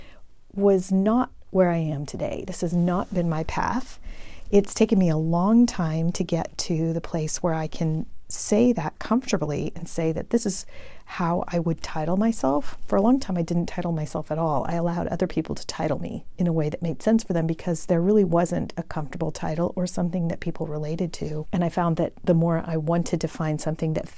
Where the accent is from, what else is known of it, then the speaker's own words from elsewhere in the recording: El Paso, Texas, United States; moved away as an adult; also born or lived in Georgetown, Texas; I grew up in El Paso, and I had really not ever left El Paso until I went to college